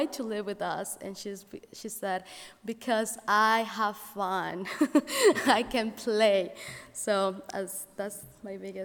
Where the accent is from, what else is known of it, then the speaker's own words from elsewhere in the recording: Mexico City, Mexico; English is a second language; now in Elkhart, United States; growing in a big city such as Mexico City, being an immigrant here and not being English my first language